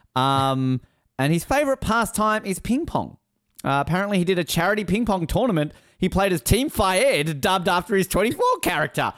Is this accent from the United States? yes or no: no; Australia; I'm from Australia.